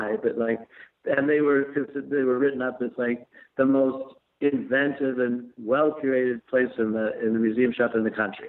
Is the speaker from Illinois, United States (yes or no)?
yes; Chicago, Illinois, United States; also born or lived in New York; I was born in Chicago.